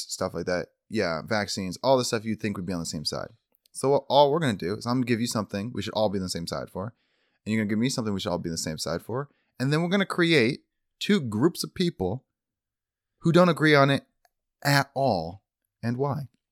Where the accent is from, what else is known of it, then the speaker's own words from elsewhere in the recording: Michigan, United States; moved away; growing up in Michigan, in our small town